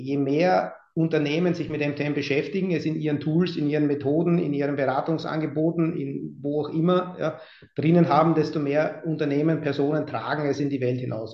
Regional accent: Austria; moved away as an adult; now in Hamburg, Germany; als Österreicher

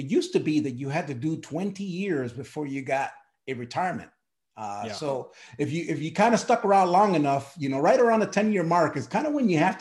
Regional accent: Milwaukee, Wisconsin, United States; moved away; also born or lived in Puerto Rico; I was born in Puerto Rico, raised in Milwaukee, Wisconsin

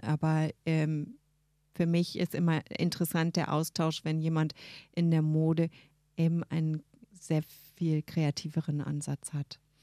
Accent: Berlin, Germany; also born or lived in Brighton, United Kingdom; Wir wurden als Berliner

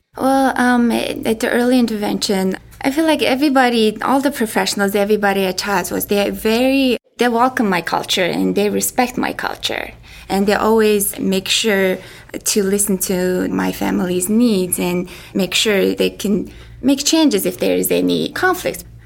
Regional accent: Mongolia; moved away; I'm from Mongolia

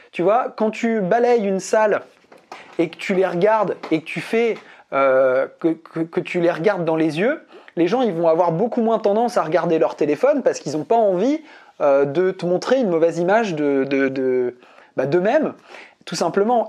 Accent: Brittany, France; je suis breton. Je suis né en Bretagne

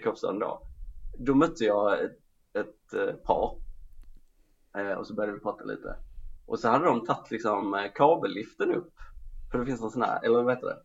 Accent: Skåne, Sweden; jag var skåning.

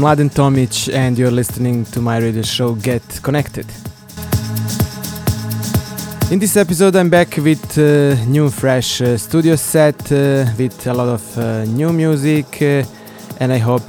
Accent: Banja Luka, Republika Srpska, Bosnia & Herzegovina; in my hometown, Banja Luka.

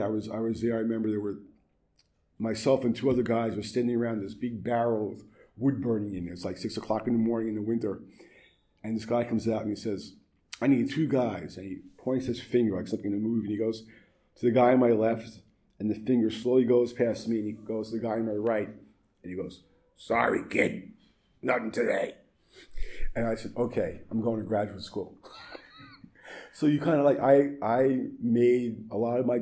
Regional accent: New York City, New York, United States; also born or lived in California; growing up in Brooklyn, and for several years I drove a yellow cab.

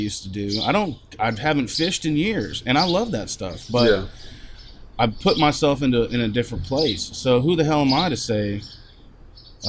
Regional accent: Wellington, Kansas, United States; moved away as an adult; also born or lived in Wichita, Kansas / Norman, Oklahoma; now in Denton, United States; I grew up in Wellington, Kansas

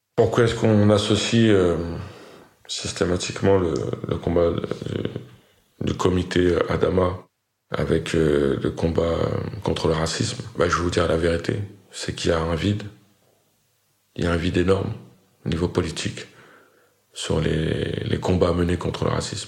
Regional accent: Fresnes, Île-de-France, France; J'ai grandi dans le Val-de-Marne, dans la ville de Fresnes

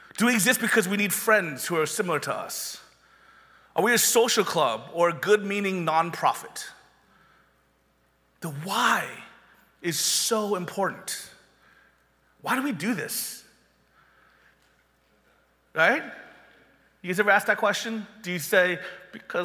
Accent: Panama City, Florida, United States; when I did youth ministry in my hometown of Panama City, after I went finished University of Florida, I moved back to my hometown

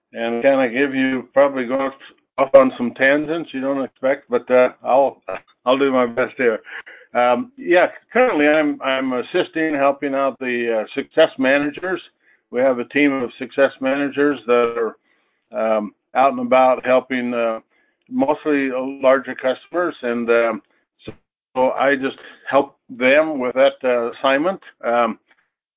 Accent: northeastern Arizona, United States; moved away as an adult; also born or lived in Utah; I grew up in Arizona, northeastern Arizona, about 20 feet from Route 66

